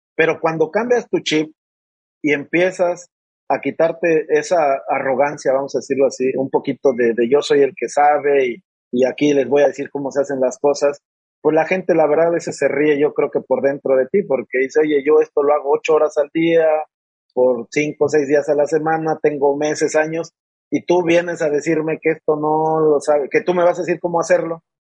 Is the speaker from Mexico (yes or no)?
yes; Mexico City, Mexico; moved away as an adult; now in Monterrey, Mexico; Soy originario y nací y me crié durante mis primeros veintitantos años en la Ciudad de México